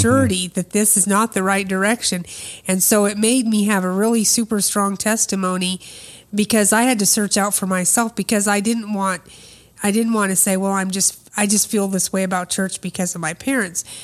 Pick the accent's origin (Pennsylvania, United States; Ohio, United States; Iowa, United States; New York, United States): Iowa, United States; Des Moines; I was born in Des Moines, Iowa